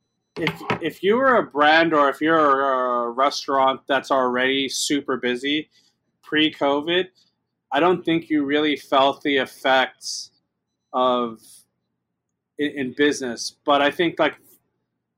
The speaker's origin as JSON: {"language": "English", "town": "Los Angeles", "region": "California", "country": "United States", "tie": "born or raised there", "also_born_or_lived": "New York", "said": "I grew up in East"}